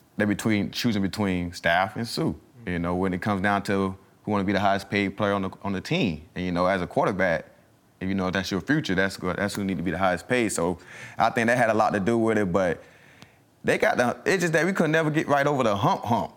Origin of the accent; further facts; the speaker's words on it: the South, United States; moved away as an adult; also born or lived in Mississippi; now in Philadelphia, United States; I'm from the South.